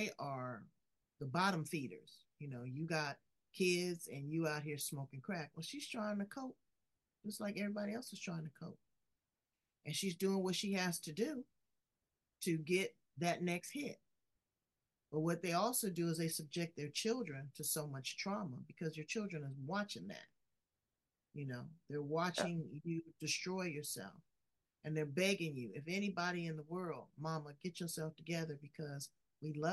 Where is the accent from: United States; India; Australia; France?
United States; Los Angeles, California; I'm from South Central LA.